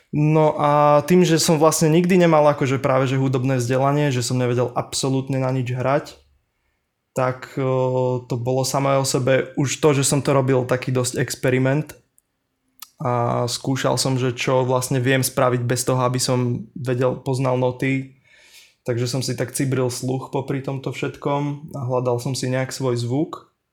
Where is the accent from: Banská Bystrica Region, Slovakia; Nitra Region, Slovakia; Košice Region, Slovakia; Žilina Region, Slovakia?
Žilina Region, Slovakia; Liptov, Orava; moved away as an adult; now in Bratislava, Slovakia; som chlapec z, z Liptova, z Oravy